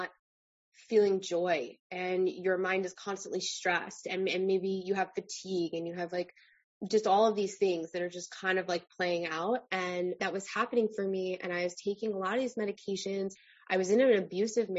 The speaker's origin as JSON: {"language": "English", "area": "Long Island", "region": "New York", "country": "United States", "said": "I am originally from Long Island"}